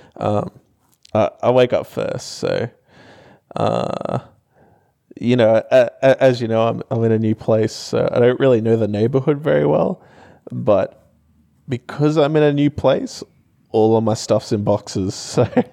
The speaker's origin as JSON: {"language": "English", "town": "Townsville", "region": "Queensland", "country": "Australia", "moved": "yes", "said": "I'm from Townsville"}